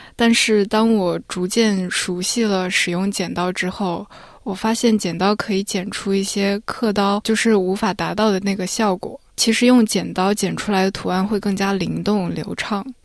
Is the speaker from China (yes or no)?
yes; Nanjing, Jiangsu, China; now in Melbourne, Australia; 因为我来自南京